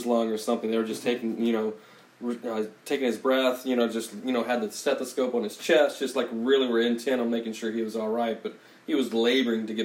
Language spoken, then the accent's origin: English; Texas, United States; moved away as an adult; also born or lived in Vermont; I'm from Texas